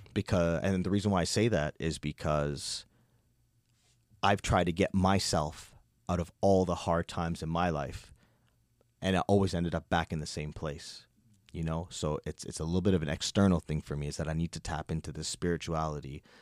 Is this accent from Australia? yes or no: no; Toronto, Ontario, Canada; also born or lived in Nova Scotia; born and raised in Toronto, born into a Guyanese household